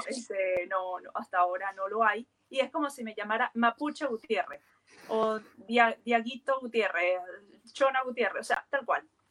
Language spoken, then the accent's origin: Spanish; Lara, Venezuela; moved away as an adult; now in Chile; Es el estado Lara, de donde yo soy